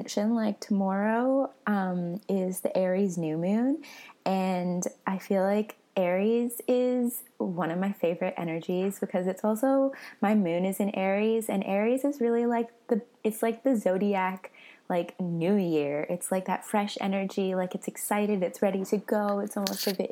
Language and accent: English; Vancouver, British Columbia, Canada; moved away as an adult; now in Australia; I was born in Vancouver and I moved to Australia when I was 22